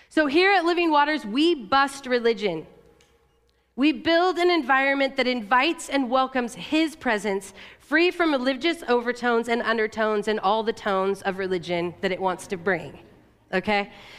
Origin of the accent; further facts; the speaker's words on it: La Grande, Oregon, United States; You know, I grew up in Eastern Oregon in LeGrand.